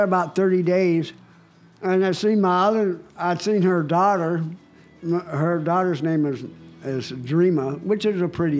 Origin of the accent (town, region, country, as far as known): Cheyenne, Wyoming, United States; born or raised there; moved away as an adult; also born or lived in Las Vegas; now in California, United States